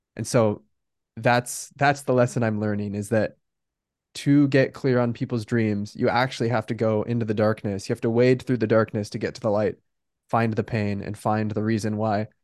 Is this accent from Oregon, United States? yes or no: yes; Bend, Oregon, United States; moved away as an adult; also born or lived in Newport Beach, California / San Francisco, California; now in San Diego, United States; So I was born in Newport Beach, California, but we moved to Bend, Oregon when I was three. So I grew up in Bend